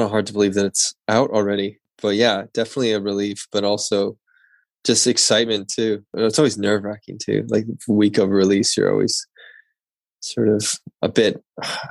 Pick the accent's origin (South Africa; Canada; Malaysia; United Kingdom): Canada; Port Coquitlam, British Columbia; I grew up outside of Vancouver in Canada in a smaller town called Port Coquitlam